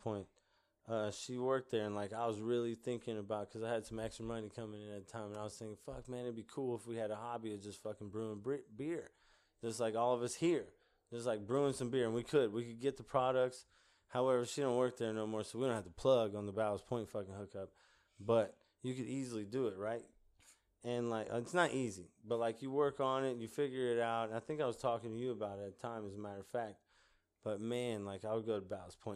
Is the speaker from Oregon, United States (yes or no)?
no; Mississippi, United States; it was like a 300 trailer park on like the swamps of Mississippi